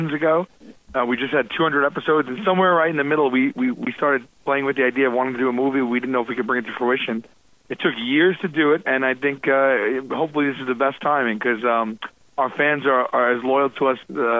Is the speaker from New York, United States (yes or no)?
yes; New York City, New York, United States; We're born and raised in Staten Island, New York.